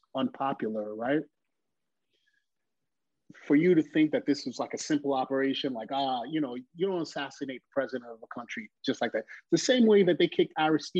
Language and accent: English; New York City, New York, United States; as a Haitian kid growing up in New York City